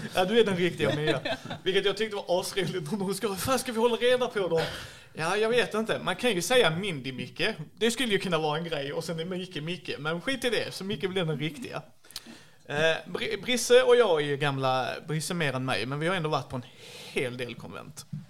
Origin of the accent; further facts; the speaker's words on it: Skåne, Sweden; jag är ju skåning